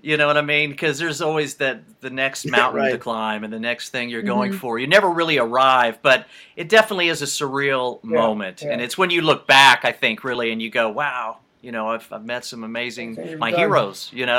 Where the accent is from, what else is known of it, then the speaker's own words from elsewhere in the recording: United States; I'm from the States.